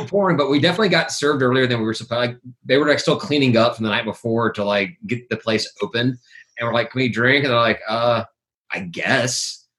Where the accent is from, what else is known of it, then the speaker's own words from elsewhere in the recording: Memphis, Tennessee, United States; moved away; I'm from Memphis originally, but I haven't been back. And to live back there in forever.